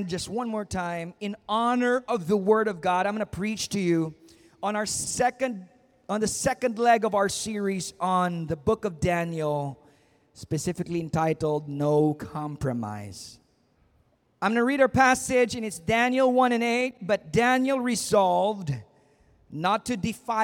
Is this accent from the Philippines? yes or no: yes; Philippines; as a Filipino